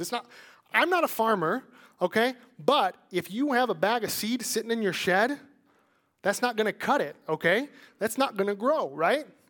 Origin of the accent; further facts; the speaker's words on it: Chicago, Illinois, United States; moved away; I'm from Chicago